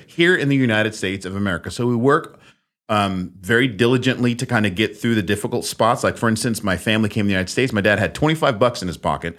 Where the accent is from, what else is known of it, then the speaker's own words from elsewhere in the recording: Netherlands; moved away; I was born in the Netherlands.